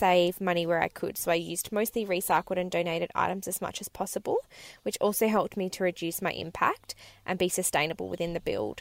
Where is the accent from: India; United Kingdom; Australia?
Australia; west coast of Australia, Western Australia; I left my hometown on the west coast of Australia in May 2019